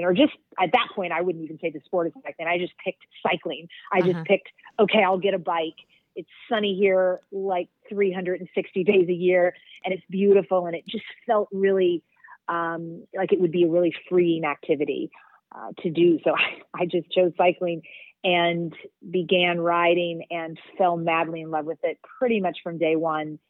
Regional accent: Kentucky, United States; moved away as an adult; also born or lived in Philadelphia / New York City; I grew up in Kentucky. So I grew up in the South

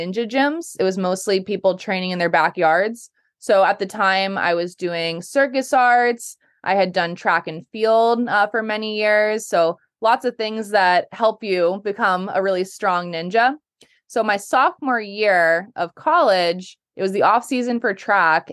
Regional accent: Holliston, Massachusetts, United States; I grew up in Holliston, still in Holliston

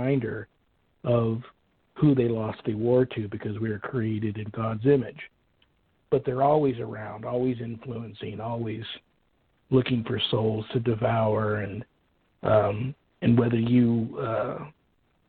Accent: Colts Neck, New Jersey, United States; growing up in Colts Neck, New Jersey

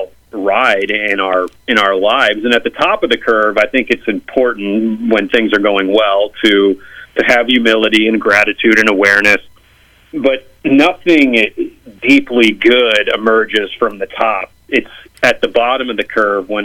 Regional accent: St. Louis, Missouri, United States; moved away as an adult; now in Washington, D.C., United States; I'm originally from Missouri, from St. Louis, but I live in Washington, D.C. now

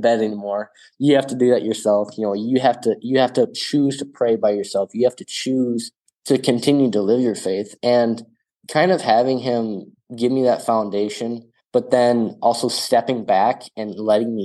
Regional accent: small town South Dakota, United States; my call to be a missionary is to just be a missionary in my hometown, in my home parish

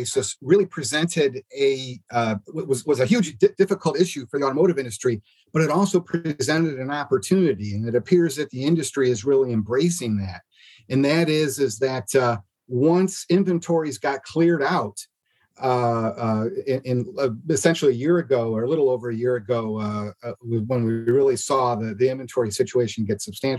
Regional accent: Ann Arbor, Michigan, United States; I'm actually born and raised in Ann Arbor, Michigan. And that's where I live today, just outside of Ann Arbor.

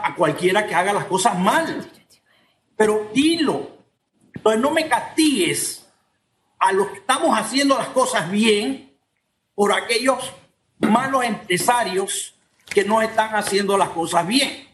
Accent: Panama; Yo como panameño

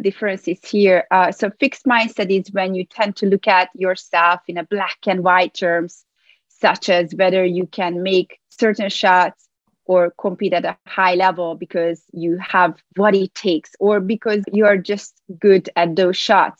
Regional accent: Hungary; moved away as an adult; now in New York, United States; I was born in Hungary, where I obtained a degree in psychology and play professional table tennis there

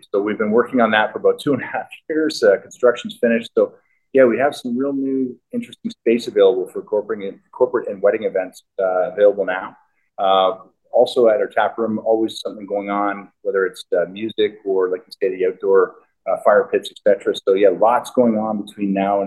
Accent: London, Ontario, Canada; moved away; I grew up in London, Ontario.

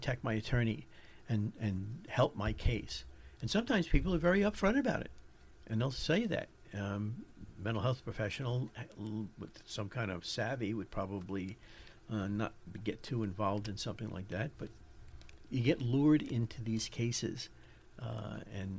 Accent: New York, United States; accent: New York; My New York accent

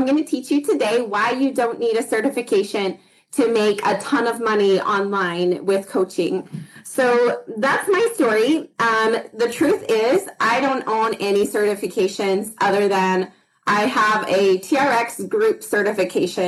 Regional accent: Idaho, United States; now in Utah, United States; I grew up in Idaho, moved to Utah

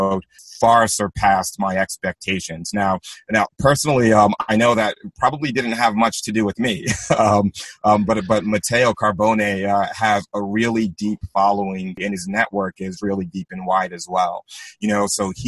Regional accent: Long Island, New York, United States; I grew up in Long Island

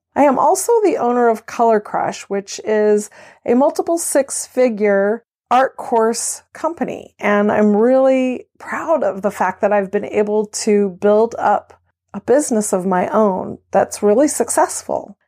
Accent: California, United States; moved away as an adult; also born or lived in Belgium; now in Maryland, United States; I am native Californian

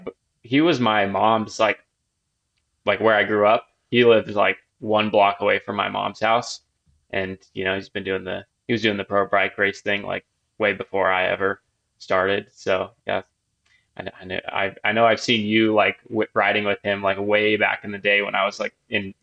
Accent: Ogden, Utah, United States; also born or lived in Salt Lake City, Utah; I lived in Salt Lake for like 6 years, stayed there for a couple years after, but I'm born and raised in Ogden and came back and bought a house here last year with my girlfriend. So back in Ogden for me.

